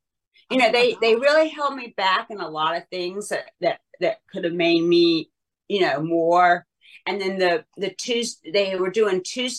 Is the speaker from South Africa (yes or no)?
no; Southern US, United States; accent: Southern; because my Southern accent used to be really, really bad